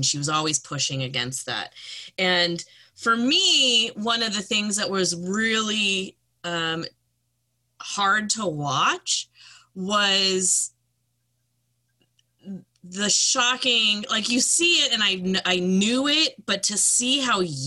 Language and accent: English; Canada; as a Canadian